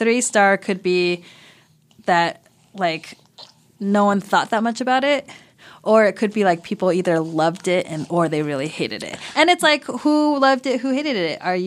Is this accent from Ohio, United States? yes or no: no; California, United States; I live a fine Asian American life because I grew up in California